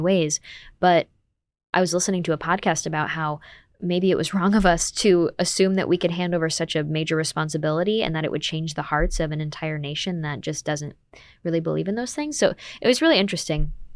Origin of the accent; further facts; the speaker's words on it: United States; I'm an American